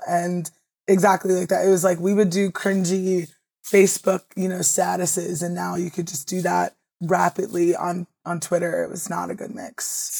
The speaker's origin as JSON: {"language": "English", "region": "Maryland", "country": "United States", "said": "And I originally got into it just because I'm from the Eastern Shore of Maryland."}